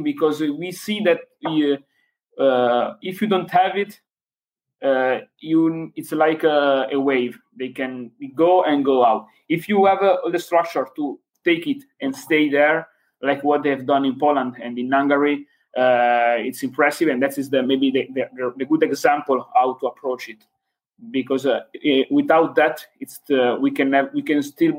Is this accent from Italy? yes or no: yes; Varese, Lombardy, Italy; English is a second language; where I came from, I'm from Varese when Lega was founded in 1982.